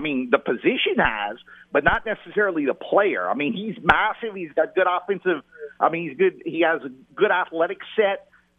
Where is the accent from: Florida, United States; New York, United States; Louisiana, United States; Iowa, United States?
Louisiana, United States; Cajun; being a Cajun guy